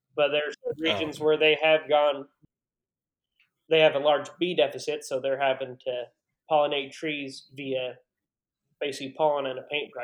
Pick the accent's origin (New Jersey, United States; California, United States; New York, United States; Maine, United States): California, United States; Fulton; my family, we're fifth generation from Italy, and we've been farming wine grapes here in the town of Fulton, and still going five generations strong